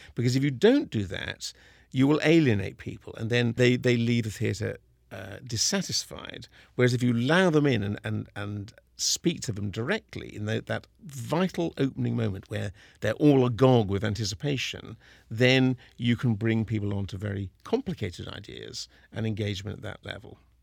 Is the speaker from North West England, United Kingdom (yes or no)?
no; Kingston upon Thames, London, United Kingdom; moved away as an adult; now in Seattle, United States; I was born in Kingston-on-Thames in the same hospital as Simon Woods of the Seattle Symphony.